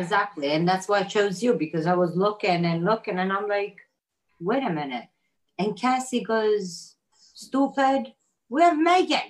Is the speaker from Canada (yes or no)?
no; Italy; moved away; I grew up in Italy